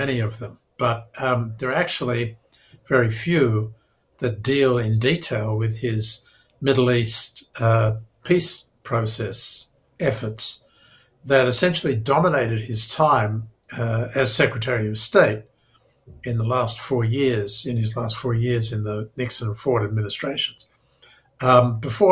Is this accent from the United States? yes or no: no; Australia; moved away; as an Australian student in Jerusalem back in 1973